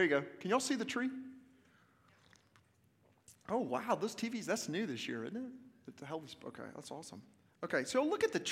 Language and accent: English; Little Rock, Arkansas, United States; also born or lived in Memphis, Tennessee / Cleveland, Mississippi; now in Franklin, United States; I'm originally from Little Rock, Arkansas